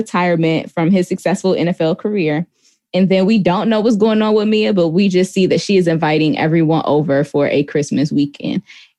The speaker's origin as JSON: {"language": "English", "town": "Buffalo", "region": "New York", "country": "United States", "tie": "born or raised there", "said": "my hometown, because all of the football scenes were filmed at the Buffalo Bills facilities."}